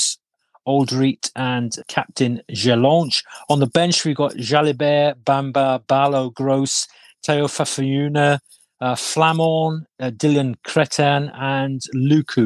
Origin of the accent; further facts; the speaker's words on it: Wales, United Kingdom; as a Welshman